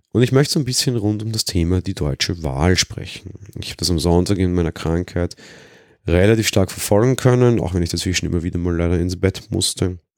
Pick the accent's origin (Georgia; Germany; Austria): Austria; Weil ich als Österreicher das ganz gut kenne, weil die FPÖ, die so auch so das rechte Pendant hier ist, wesentlich stärker ist